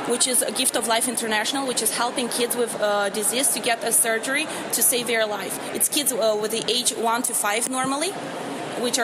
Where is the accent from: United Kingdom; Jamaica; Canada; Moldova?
Moldova; also born or lived in Germany / Austria / Denmark / Belgium; now in New York, United States; I was born back in Moldova, a very tiny country surrounded by Ukraine and Romania.